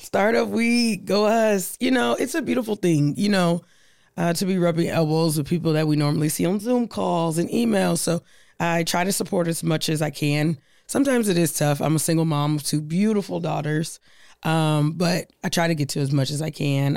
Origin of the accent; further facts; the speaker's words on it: Omaha, Nebraska, United States; I'm from Omaha. I'm from Nebraska